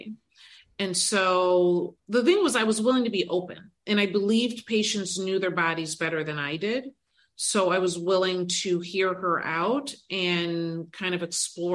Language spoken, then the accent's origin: English; Detroit, Michigan, United States; now in Cleveland, United States